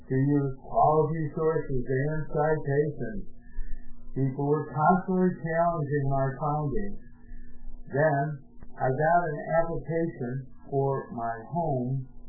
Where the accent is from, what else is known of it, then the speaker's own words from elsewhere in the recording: Webster, New York, United States; moved away; Growing up in West, was great. Living on Lake Ontario, surrounded by woods, apple orchards, and, of course, the great Lake Ontario.